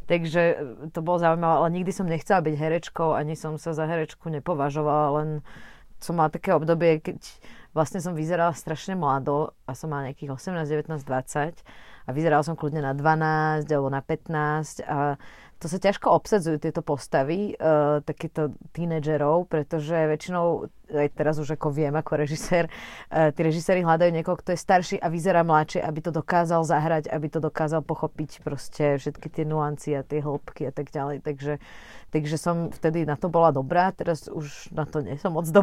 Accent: Trnava, Trnava Region, Slovakia; also born or lived in Bratislava; ja som sa narodila v Trnave, uh, vlastne rok pred revolúciou

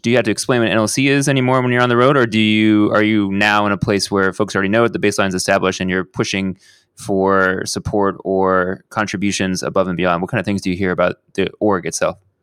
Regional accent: Houston, Texas, United States; my hometown of Houston, Texas

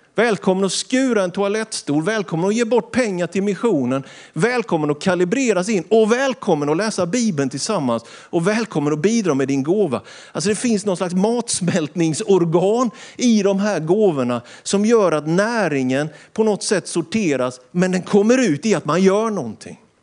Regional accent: Sweden; Vi är svenskar, vi bor i Sverige

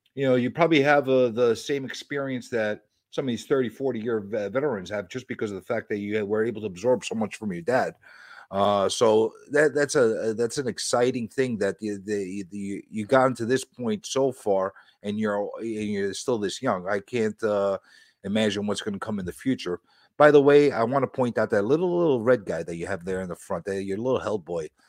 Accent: New York City, New York, United States; I'm a New Yorker

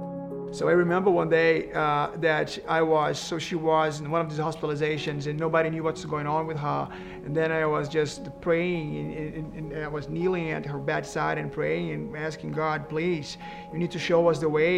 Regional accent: Rio de Janeiro, Brazil; English is a second language; moved away as an adult; now in Rochester, United States; we're from Rio de Janeiro, Brazil, the wonderful city.

